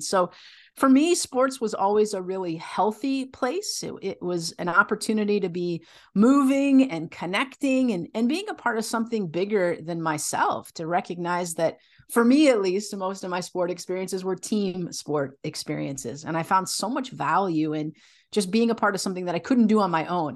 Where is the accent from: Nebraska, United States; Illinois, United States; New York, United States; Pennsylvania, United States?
Illinois, United States; I grew up in the Midwest, mostly in Illinois. My family moved around a little bit